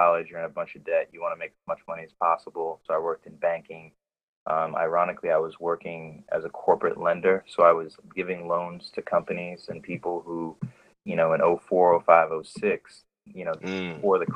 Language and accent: English; New York, United States; moved away as an adult; now in Oakland, United States; I'm from New York